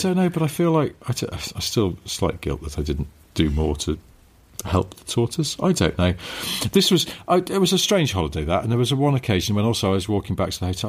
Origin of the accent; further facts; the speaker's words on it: England, United Kingdom; I'm English